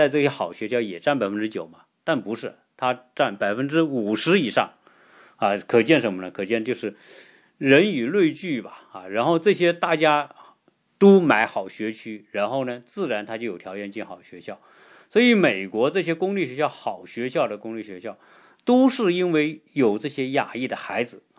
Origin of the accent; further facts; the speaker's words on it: Hong Kong; now in United States; 包括台湾的了啊，包括我们从香港过来的啊，所有这些中国人的这种华人吧